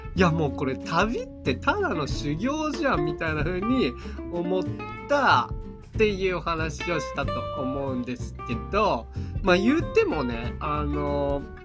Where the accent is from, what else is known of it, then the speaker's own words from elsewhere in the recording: Japan; 僕が、I'm from Japan 言うたら